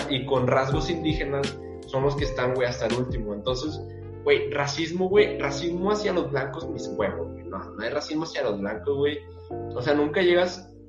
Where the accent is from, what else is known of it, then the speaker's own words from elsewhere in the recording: Mexico; Porque somos mexicanos, güey, por nuestra raza.